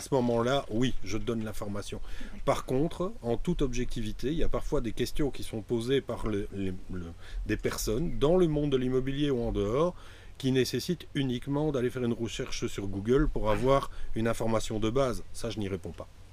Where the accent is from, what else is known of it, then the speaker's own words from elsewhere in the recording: Mouscron, Wallonia, Belgium; À la base, je suis moucronois, c'est-à-dire que c'est une petite ville relativement bien connue dans le Hainaut.